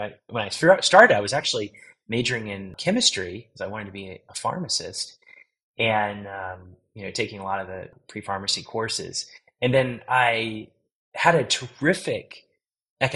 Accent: Virginia, United States; now in Austin, United States; I'm from a small town in Virginia on the Chesapeake Bay

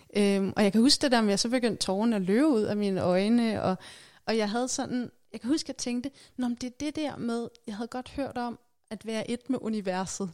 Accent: Værløse, Capital Region of Denmark, Denmark; i Værløse, hvor jeg voksede op

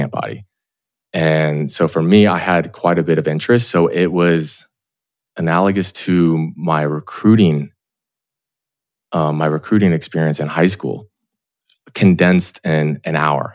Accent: Clearwater, Florida, United States; moved away as an adult; I grew up in Clearwater, Florida, like in Knox Beach

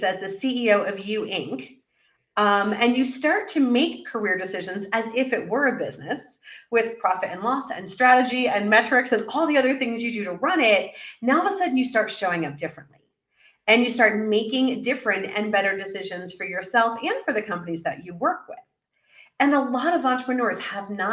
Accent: New York City, New York, United States; moved away as an adult; also born or lived in Central America; now in Mexico City, Mexico; as a New Yorker

